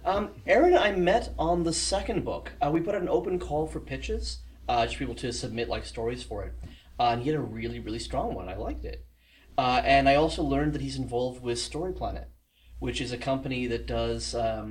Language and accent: English; South Africa; now in Toronto, Canada; I'm South African, ended up here by accident. Bounced around the world, decided to... I moved to Toronto a couple years back